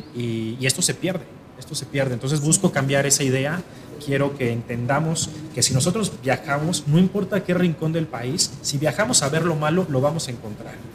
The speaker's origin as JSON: {"language": "Spanish", "country": "Mexico", "said": "como cualquier mexicano, tengo un amor muy grande por mi país."}